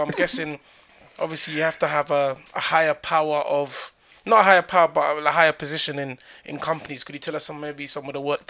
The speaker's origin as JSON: {"language": "English", "region": "East of England", "country": "United Kingdom", "said": "Like, people ask me, where are you from? I'm like, I'm from Essex."}